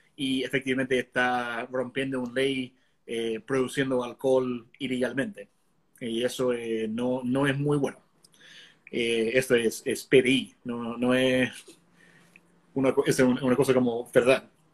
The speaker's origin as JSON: {"language": "Spanish", "region": "Connecticut", "country": "United States", "moved": "as an adult", "lives_now": "Chile", "said": "Es como en mi estado, por ejemplo, Connecticut, que es chiquitito, cuando yo me fui de Connecticut"}